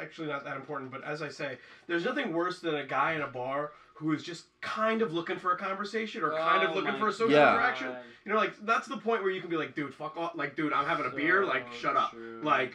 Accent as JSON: {"language": "English", "region": "New York", "country": "United States", "said": "I'm from New York."}